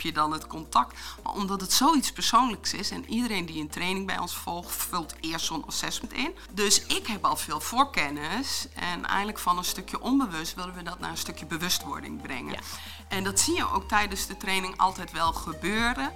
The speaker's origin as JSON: {"language": "Dutch", "area": "Achterhoek", "region": "Gelderland", "country": "Netherlands", "tie": "born or raised there", "said": "Ik ben geboren in de Achterhoek, wat misschien ook wel te horen zal zijn"}